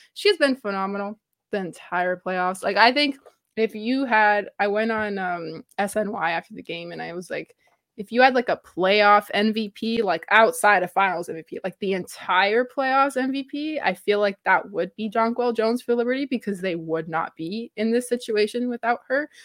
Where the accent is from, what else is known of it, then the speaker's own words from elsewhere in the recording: Toronto, Ontario, Canada; I am from Toronto, Canada, I am Canadian